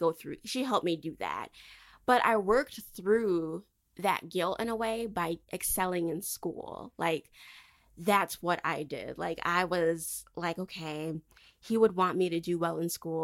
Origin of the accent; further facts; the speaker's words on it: Michigan, United States; moved away as an adult; I did not want to stay home in Michigan because Michigan, no offense to my home state